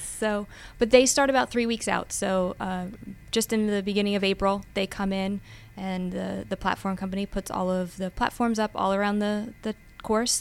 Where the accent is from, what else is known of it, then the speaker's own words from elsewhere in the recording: Pennsylvania, United States; also born or lived in West Virginia; growing up in Pennsylvania, um, as I said, not a golfer, but played sports growing up.